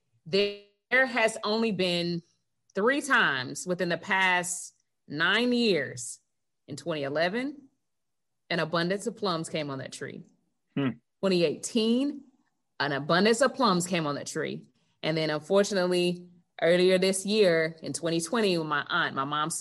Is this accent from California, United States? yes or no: no; Gadsden County, near Tallahassee, Florida, United States; we grew up right outside of Tallahassee in Gadsden County